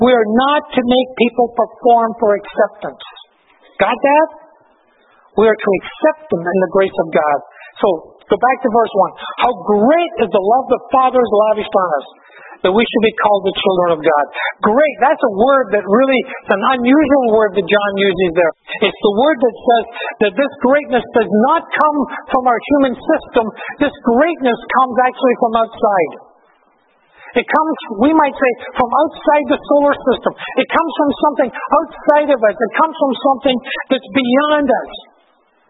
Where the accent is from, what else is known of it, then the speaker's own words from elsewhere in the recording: Glasgow, Scotland, United Kingdom; moved away; also born or lived in Victoria; When I was a small boy growing up in Glasgow, I grew up in these huge, dirty, smoky tenements